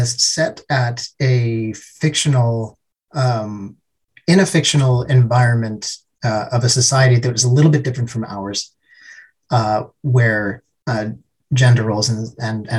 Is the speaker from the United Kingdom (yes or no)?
no; Canada; now in Helsinki, Finland; I live in Helsinki, but I'm originally from Canada